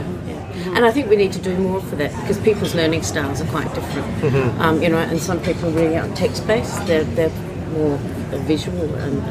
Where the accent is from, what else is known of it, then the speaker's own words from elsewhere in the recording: Adelaide, South Australia, Australia; I come from Adelaide in South Australia